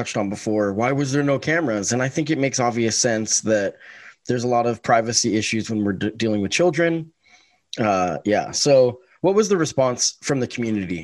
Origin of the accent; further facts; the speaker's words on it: Springfield, Oregon, United States; also born or lived in Salem, Oregon; I grew up in Springfield